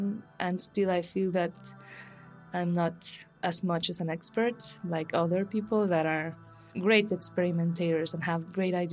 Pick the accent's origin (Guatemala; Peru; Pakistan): Guatemala; Guatemala City, Guatemala Department; moved away as an adult; also born or lived in Antigua, Guatemala; now in Mexico City, Mexico; I'm from Guatemala City as well.